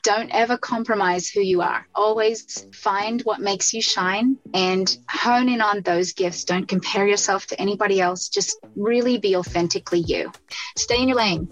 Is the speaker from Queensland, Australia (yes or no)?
no; Central Coast, New South Wales, Australia; also born or lived in Sydney; Well, I grew up in Sydney, Australia. Um, actually grew up about an hour and a half north of Sydney in a smaller community called the Central Coast